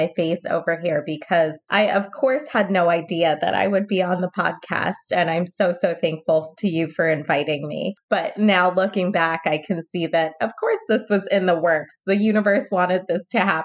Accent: California, United States; I'm from California.

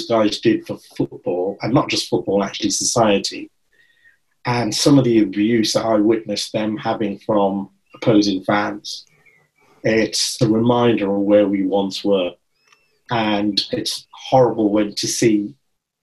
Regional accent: Birmingham, West Midlands, United Kingdom; I was born and brought up in Birmingham

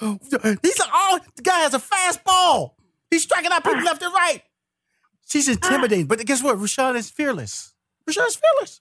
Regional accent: Houston, Texas, United States; I'm, am a Texas boy. I'm from Houston, Texas

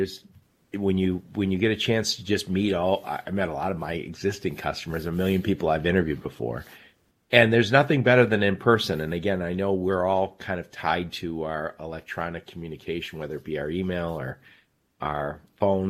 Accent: Michigan, United States; my home state, Michigan

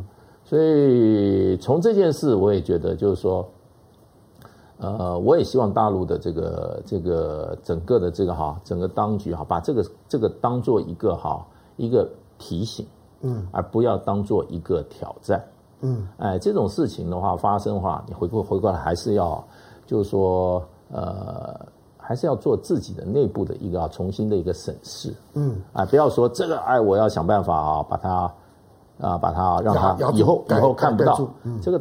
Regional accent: Taiwan; 那我们在台湾长大，

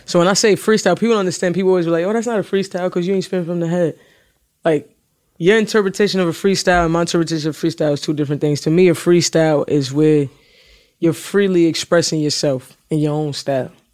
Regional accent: New York City, New York, United States; I'm from the city or whatever, I'm from Brooklyn

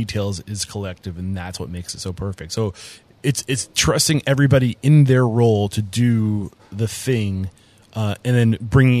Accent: New Hampshire, United States; now in Texas, United States; I'm from New Hampshire, and there's a reason why I moved to Texas.

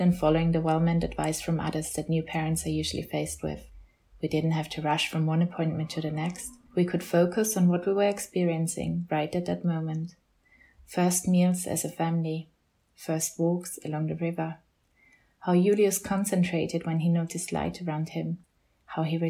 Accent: Austria; moved away as an adult; I moved back to my home country of Austria for the first time in 10 years

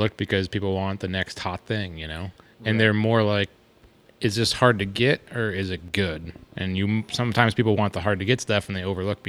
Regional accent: East Coast, United States; now in Arizona, United States; we're both from the East Coast, so we have like these quote-unquote East Coast styles.

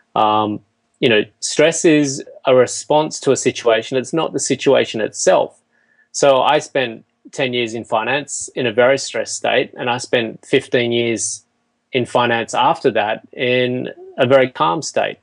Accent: Australia; they moved to Australia after they got married, and um, you know, I, I, grew up on a farm

